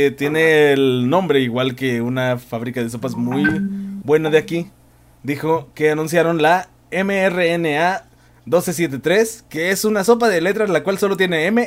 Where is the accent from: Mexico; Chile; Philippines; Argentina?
Mexico; Uno como mexicano, este, bueno, uno como mexicano oh, entrenado en las escuelas públicas